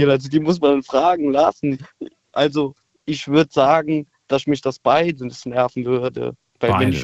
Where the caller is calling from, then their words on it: Trier, Rhineland-Palatinate, Germany; Ich bin aus Trier, hi.